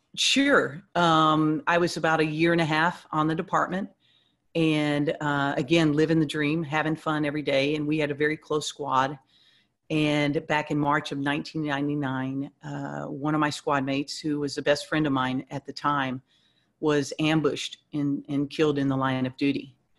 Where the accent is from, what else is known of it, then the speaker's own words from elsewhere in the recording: Houston, Texas, United States; moved away; I was born and raised in Houston, um, so that's where my my family they're they're all back there